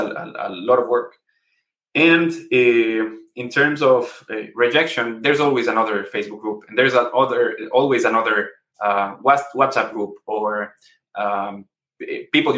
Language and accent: English; Ecuador; So we're from Ecuador.